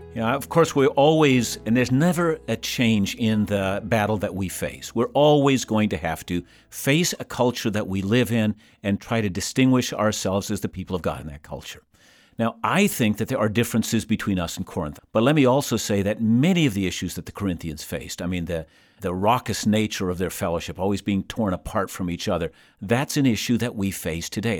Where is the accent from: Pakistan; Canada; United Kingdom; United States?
Canada; I'm a Canadian